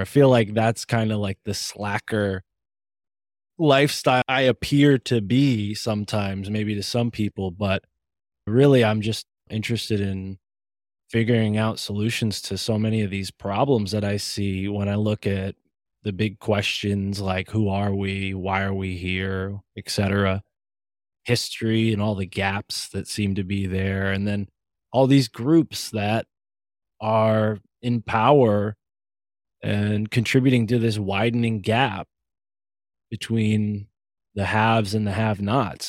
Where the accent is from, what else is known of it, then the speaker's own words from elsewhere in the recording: Connecticut, United States; I'm from Connecticut